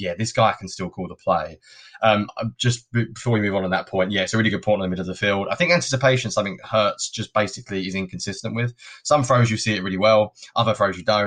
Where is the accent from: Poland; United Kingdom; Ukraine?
United Kingdom; I'm a Brit. I wasn't brought up with it